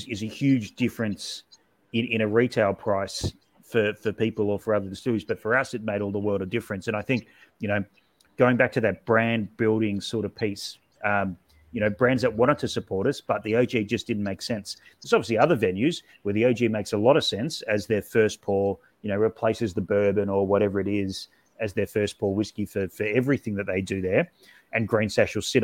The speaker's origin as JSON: {"language": "English", "town": "Sydney", "region": "New South Wales", "country": "Australia", "tie": "born or raised there", "said": "in Sydney, my hometown"}